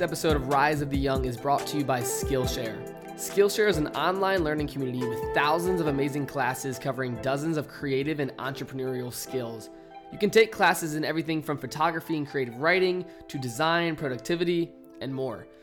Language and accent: English; United States; I grew up in America